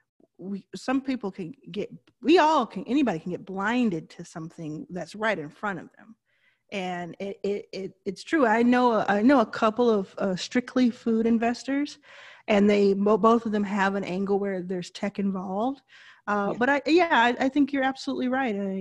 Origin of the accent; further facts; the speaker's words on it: Texas, United States; moved away; I grew up in Texas